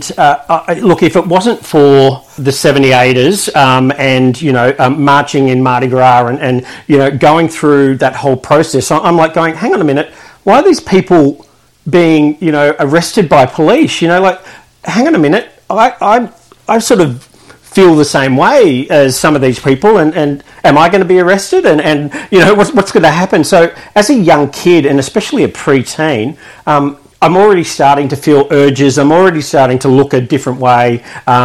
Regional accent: Sydney, New South Wales, Australia; moved away as an adult; also born or lived in Melbourne; now in Shepparton, Australia; originally I grew up in Sydney, southern Sydney, so the Sutherland Shire

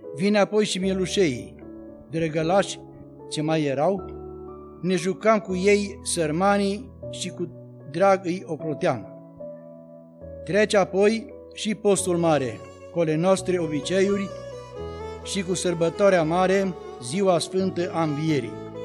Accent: Țentea, Bistrița-Năsăud, Romania; moved away; satul meu. Țentea se numește satul de pe plaiuri bistrițele, îndregit cum nu e altul, îmbătrânit de multă vreme. Mă amintesc de acele timpuri, când pe acolo ne jucam

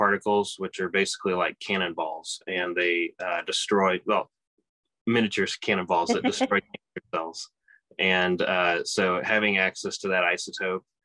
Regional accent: Kansas City, Kansas, United States; moved away as an adult; also born or lived in St. Louis, Missouri / Seattle, Washington; now in Indiana, United States; I grew up in Kansas, in Kansas City

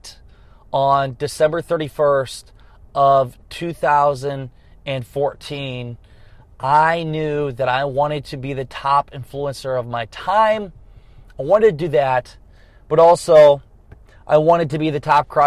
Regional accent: Garnavillo, Iowa, United States; also born or lived in Dubuque, Iowa; I was living in Dubuque, Iowa, which is an hour from my hometown, Garnavillo

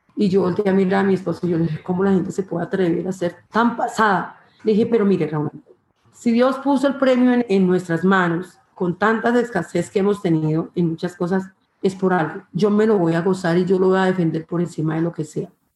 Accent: Planadas, Tolima, Colombia; de la Vereda, donde yo nací, donde yo me crié

